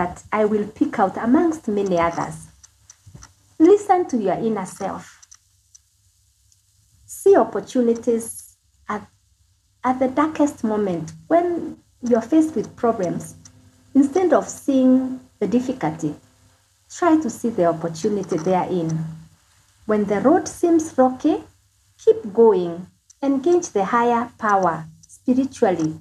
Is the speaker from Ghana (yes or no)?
no; Kenya